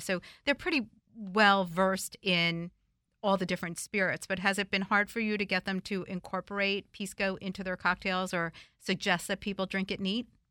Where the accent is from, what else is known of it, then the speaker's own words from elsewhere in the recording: New Jersey, United States; now in Washington, D.C., United States; my childhood, you know, growing up in New Jersey